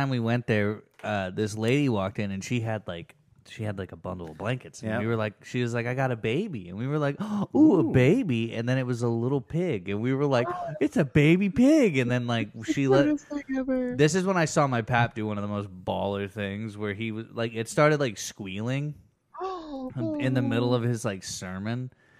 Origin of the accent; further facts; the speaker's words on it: Oklahoma, United States; about growing up in Oklahoma is that it's like you have this weird thing